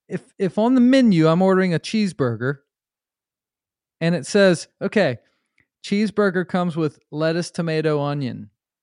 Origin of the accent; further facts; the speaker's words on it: Charlotte, North Carolina, United States; born there; but I was born in Charlotte, North Carolina. So maybe that's where it comes from because like North Carolina, like Lexington style barbecue is the vinegar base.